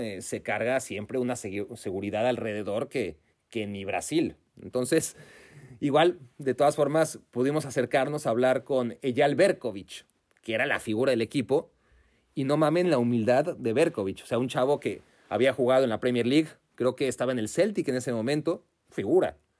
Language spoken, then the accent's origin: Spanish; Mexico; Venimos desde México